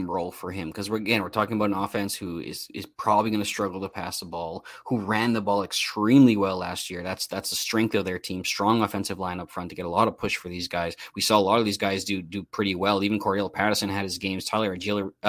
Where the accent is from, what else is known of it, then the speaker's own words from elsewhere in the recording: Canada; I'm Canadian.